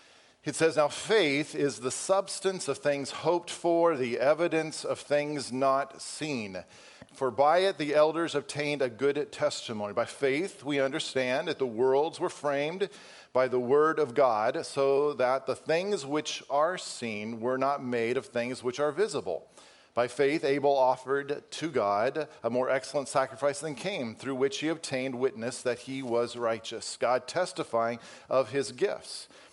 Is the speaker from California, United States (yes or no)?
no; Wisconsin, United States; For those of you who don't know, I came from Wisconsin, and so fall was fall.